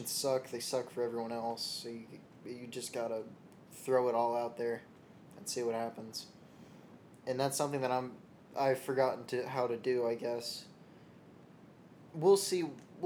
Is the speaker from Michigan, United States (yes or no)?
no; Louisville, Kentucky, United States; moved away; Louisville, my hometown